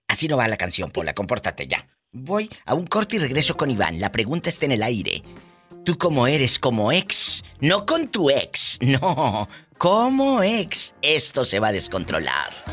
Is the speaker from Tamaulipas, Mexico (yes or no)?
yes; Matamoros, Tamaulipas, Mexico; Vieja centavera, dicen ayer en mi tierra. Esa es una vieja centavera. Entonces, así le dicen en, Matamoros